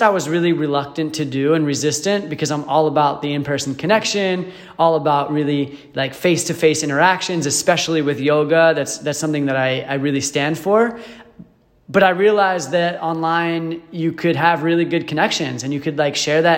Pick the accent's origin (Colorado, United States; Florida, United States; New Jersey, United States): New Jersey, United States; moved away; also born or lived in Michigan / Arizona; I'm from New Jersey originally, moved to Michigan, and then just in the past year, a little over a year ago, I moved to Arizona